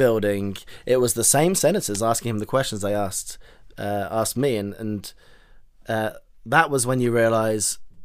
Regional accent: United Kingdom; I'm not an American citizen, right? I'm British

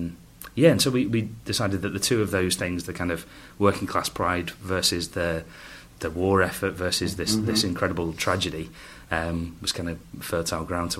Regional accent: Manchester, North West England, United Kingdom; moved away as an adult; now in Hertfordshire, United Kingdom; I'm from Manchester, very very near to Jamie. In fact, really near to Jamie. I come from about 4 miles away from Bolton, say. I'm down in Hertfordshire now, which is just outside of London. But again, I moved south because of acting.

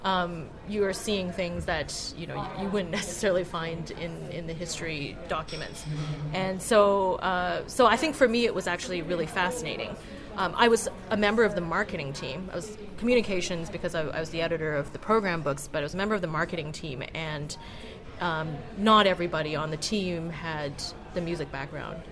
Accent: Calgary, Alberta, Canada; moved away as an adult; also born or lived in Montreal, Canada / Oxford, United Kingdom; I grew up in Calgary, Alberta

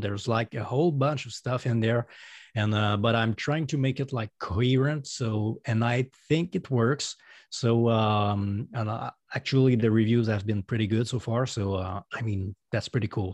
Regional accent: Quebec City, Quebec, Canada; accent: French Canadian; first language French; English is a second language; I'm a solo artist from Canada. Um, I, my first language is French, so that's why you're hearing an accent right now.

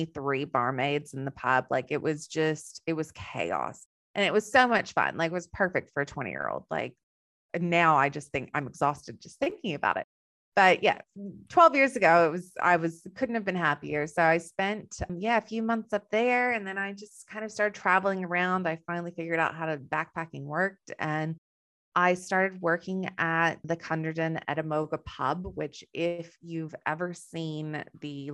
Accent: Texas, United States; moved away as an adult; now in Western Australia, Australia; I have a little bit of an accent. So I'm originally from Texas

